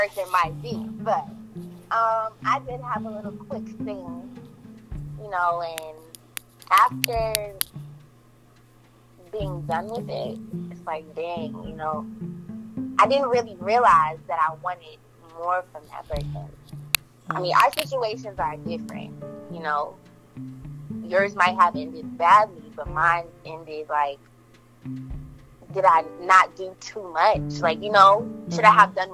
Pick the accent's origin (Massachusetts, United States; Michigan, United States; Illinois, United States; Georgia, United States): Georgia, United States; Atlanta; also born or lived in Jamaica, Queens, New York; I'm from Southside Jamaica, Queens. You heard. I was raised in Atlanta